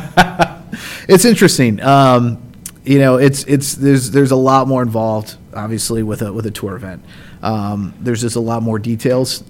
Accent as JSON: {"language": "English", "town": "South Bend", "region": "Indiana", "country": "United States", "tie": "born or raised there", "said": "I grew up outside of the South Bend area, and then uh, my family and I moved to Northwest Indiana right before high school"}